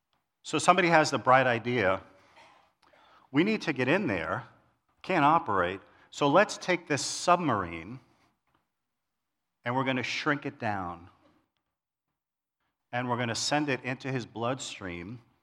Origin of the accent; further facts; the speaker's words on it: New York City, New York, United States; So this week I thought about when I grew up in New York City, in Queens. Some of you can hear the accent.